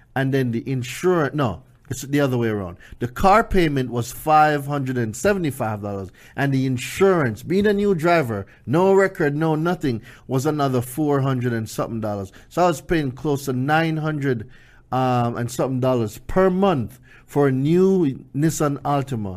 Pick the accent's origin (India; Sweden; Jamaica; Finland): Jamaica; moved away as an adult; now in United States; I came here from Jamaica, right? So for those of you who don't know, I lived in Jamaica until I was about